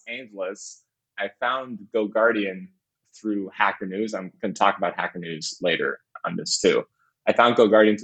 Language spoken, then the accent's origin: English; Canada; moved away as an adult; also born or lived in Windsor; I'm originally from Canada.